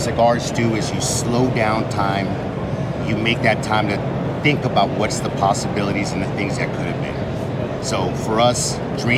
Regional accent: California, United States; We're a couple of guys from California who met at a cigar lounge

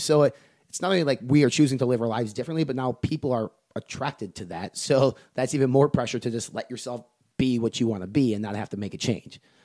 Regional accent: Medford, Wisconsin, United States; moved away; in my hometown, the four thousand people, a town of Medford, Wisconsin, a farming community

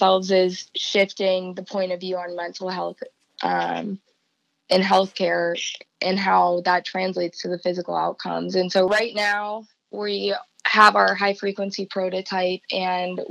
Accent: Columbus, Ohio, United States; also born or lived in Cincinnati; my hometown of Columbus

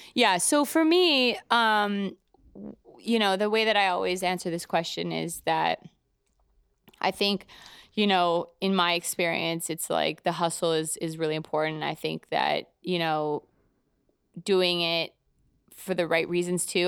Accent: Calgary, Alberta, Canada; moved away as an adult; also born or lived in Toronto; now in New York, United States; I'm from Calgary originally, Canada, and I'm, I moved to Toronto, basically pretty close to out of high school

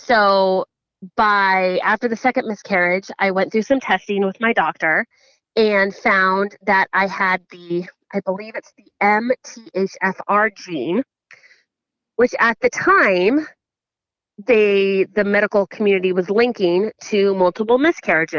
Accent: San Jose, California, United States; I grew up in San Jose, California

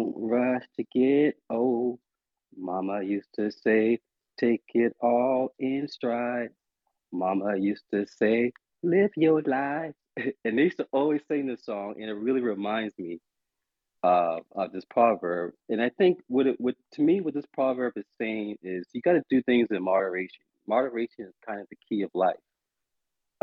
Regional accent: Charleston, South Carolina, United States; I am calling from Charleston, South Carolina, where I'm from

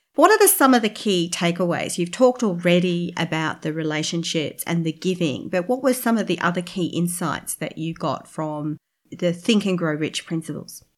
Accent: Brisbane, Queensland, Australia; I'm from Brisbane as well

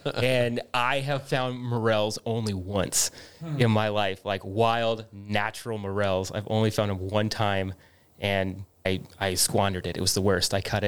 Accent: Bend, Oregon, United States; I grew up in Bend, so every time I go back up to Bend, it's like, it's a beer town for sure

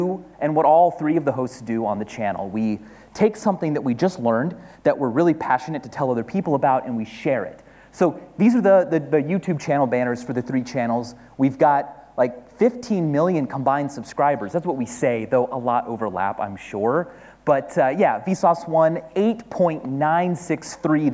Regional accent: Kansas, United States; moved away as an adult; also born or lived in New York; now in London, United Kingdom; I'm an American. I grew up in Kansas

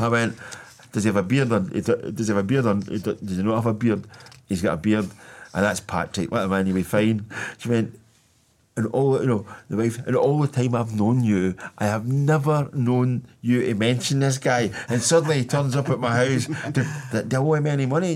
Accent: Hamilton, Scotland, United Kingdom; I was born in Bedford Lodge, which is about a goal kick away from where Douglas Park was

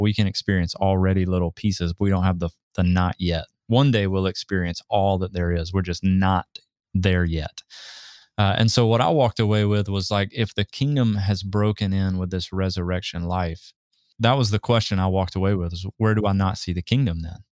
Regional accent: Southeast, United States; moved away; I grew up in the Southeast

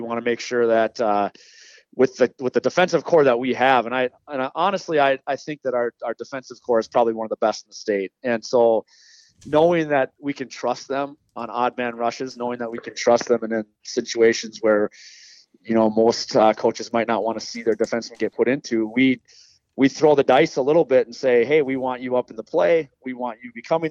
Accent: Farmington, Minnesota, United States; I'm born and raised in Farmington

